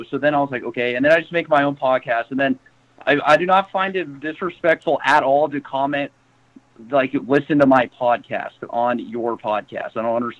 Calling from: Tampa, Florida, United States; I'm calling from Tampa, Florida.

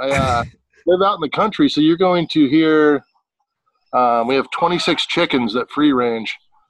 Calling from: Walla Walla, Washington, United States; Coming from Walla Walla, Washington, in my backyard, actually.

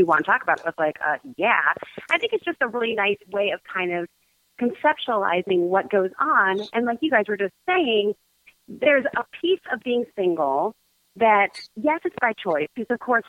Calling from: Chicago, Illinois, United States

